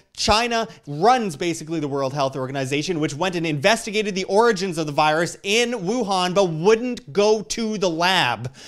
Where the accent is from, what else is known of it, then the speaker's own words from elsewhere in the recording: Canada; I'm from Canada